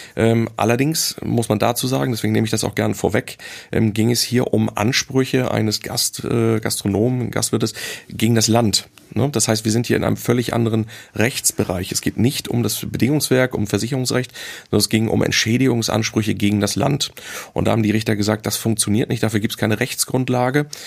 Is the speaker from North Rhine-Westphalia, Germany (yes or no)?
no; Hamburg, Germany; als Hamburger